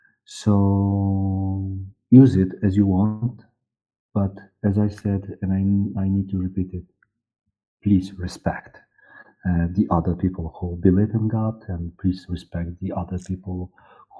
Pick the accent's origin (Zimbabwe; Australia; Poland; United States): Poland; accent: East European; English is a second language; I'm from communism time, and I learned English when I was 20, 25 years old.